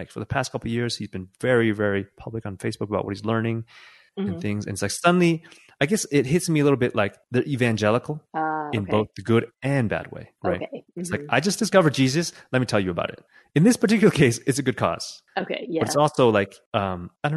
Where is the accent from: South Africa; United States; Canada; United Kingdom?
United States; California; moved away as an adult; now in Mexico